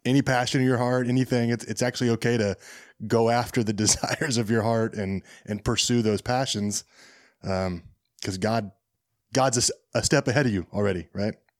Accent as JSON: {"language": "English", "region": "Southwest Kansas", "country": "United States", "said": "I'm from Southwest Kansas"}